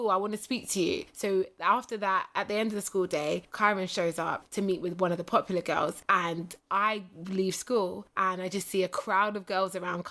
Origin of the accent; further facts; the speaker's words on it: United Kingdom; moved away as an adult; now in Los Angeles, United States; I'm this curvy British black chick